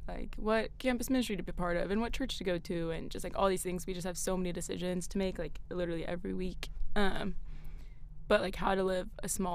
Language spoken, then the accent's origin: English; Greenville, South Carolina, United States; now in Clemson, United States; I grew up in Greenville